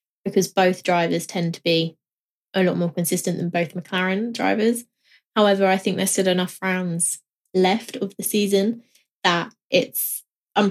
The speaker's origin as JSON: {"language": "English", "country": "United Kingdom", "said": "I'm British"}